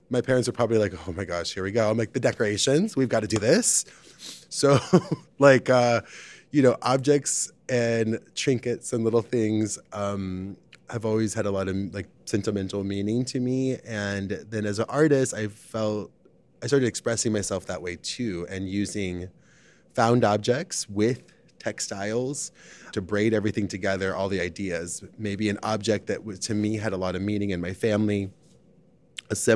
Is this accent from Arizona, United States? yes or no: yes; Arizona, United States; now in Chicago, United States; I've been in Chicago for 16 years, most of my life, but I'm originally from Arizona, very close to the Mexican border, a really small town.